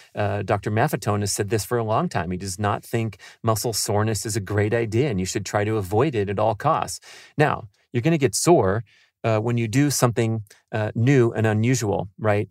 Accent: San Fernando Valley, California, United States; growing up in the San Fernando Valley

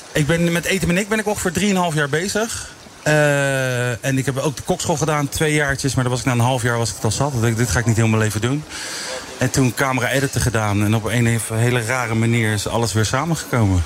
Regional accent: The Hague, South Holland, Netherlands; geboren en getogen in Den Haag, echt Haagenees.

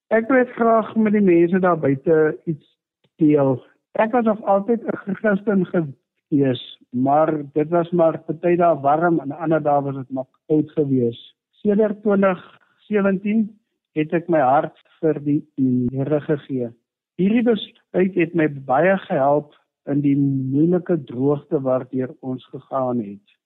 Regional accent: Cradock, Eastern Cape, South Africa; Ek is in 1971 gebore in die Kraddock omgewing, so ek is omtrent so 50 jaar wat ek nou in die omgewing is.

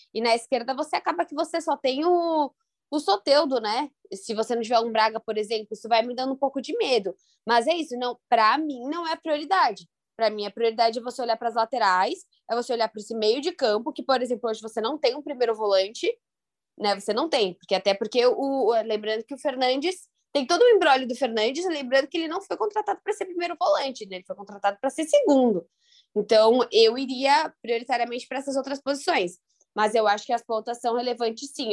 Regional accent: São Paulo, Brazil; eu que sou de São Paulo

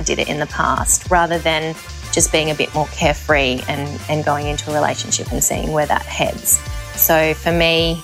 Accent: Sydney, New South Wales, Australia; now in Hong Kong; I currently live in Hong Kong, but I'm from Sydney

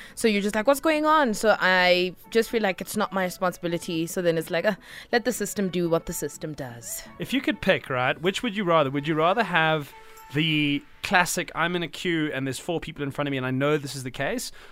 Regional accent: South Africa; being a South African

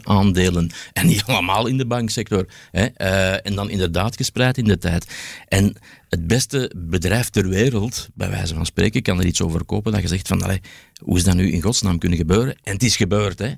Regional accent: Belgium; we hebben dan als Belg

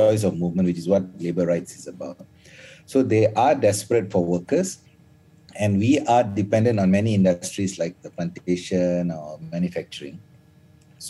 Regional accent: Malaysia; As a Malaysian

